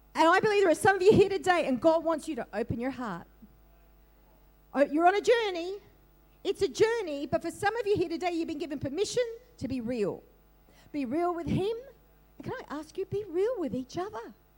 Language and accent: English; Australia; also born or lived in Northern Beaches, Sydney; I'm an Aussie, I am. I'm a proud Aussie